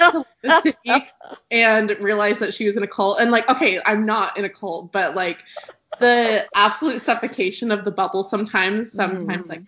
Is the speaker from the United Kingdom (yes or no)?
no; Terreton, Idaho, United States; I'm from Idaho. It's um, a, I'm from a really small town called Terreton, um, for most people who are probably listening to the podcast, it's about 30 minutes from BYUI.